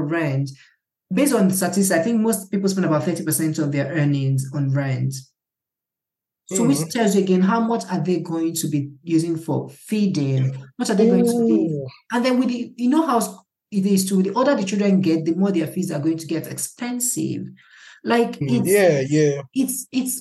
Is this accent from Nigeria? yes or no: yes; Awka, Anambra, Nigeria; I grew up in Akka